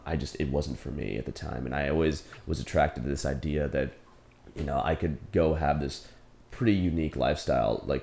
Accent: New Jersey, United States; moved away as an adult; also born or lived in South Korea; I grew up in New Jersey, close to Princeton University

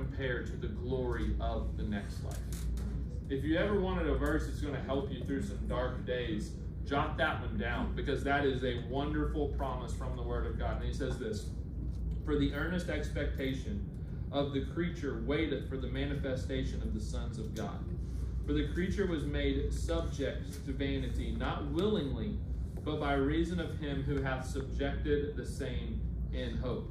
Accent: the South, United States; we're from the South

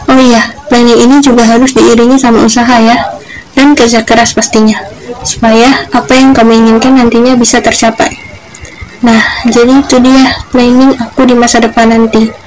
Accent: Pagar Alam, South Sumatra, Indonesia; lahir dan besar di Pagar Pagaralam, Sumatera Selatan. 22 Desember 2003.

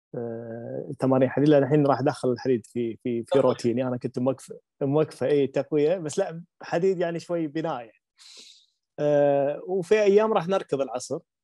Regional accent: Kuwait; عندنا عندنا بالكويت

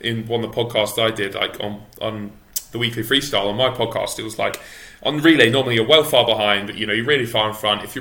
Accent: England, United Kingdom; as an English swimmer

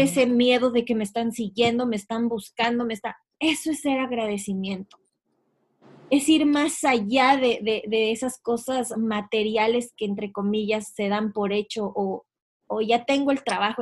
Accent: Ecuador; moved away as an adult; yo soy de Ecuador y yo, recuerdo estar cuando tenía pues 17, 18 años, me iba a la universidad

